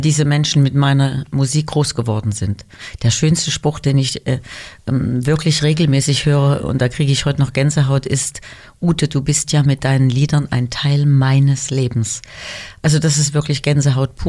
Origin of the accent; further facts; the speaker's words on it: Weimar, Thuringia, Germany; moved away as an adult; also born or lived in Düsseldorf; Meine Geburtsstadt Weimar ist einfach meine Heimat und ich bin sehr glücklich, dass ich da, nachdem ich zwölf Jahre in Düsseldorf war, wieder hingezogen bin